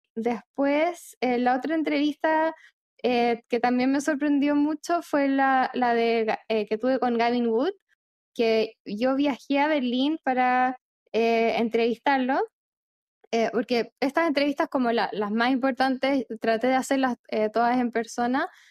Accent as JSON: {"language": "Spanish", "country": "Chile", "also_born_or_lived": "Argentina", "moved": "yes", "said": "yo soy chilena, pero viví en Argentina casi cinco años"}